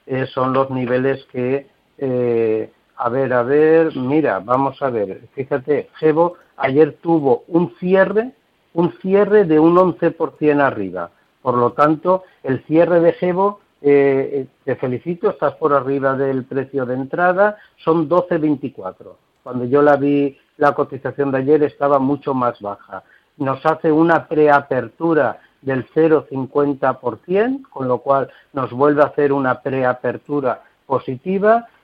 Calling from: Seville, Andalusia, Spain; de Sevilla y le preguntaba la analista por Palantir de Estados Unidos.

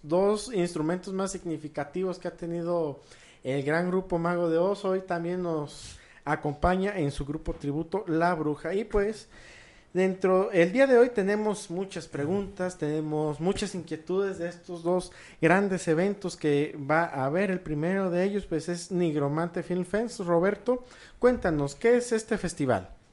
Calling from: Guadalajara, Jalisco, Mexico; saludos desde la bella Guadalajara

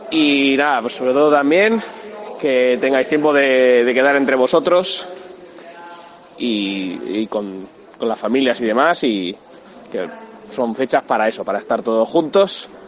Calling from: Madrid, Community of Madrid, Spain; Hola Gamelx ¿qué tal? … de Madrid y me encanta vuestro podcast.

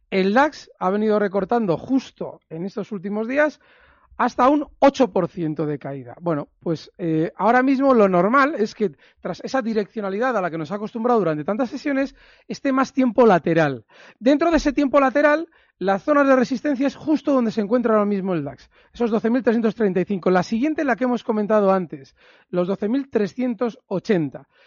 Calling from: Alcobendas, Community of Madrid, Spain; de Alcobendas

